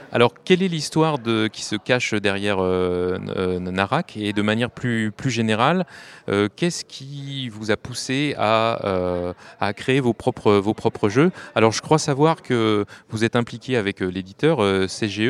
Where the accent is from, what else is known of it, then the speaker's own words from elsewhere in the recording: Stuttgart, Baden-Württemberg, Germany; French is a second language; now in Cologne, Germany; je viens de Stuttgart, euh, je ähm, suis maintenant à Cologne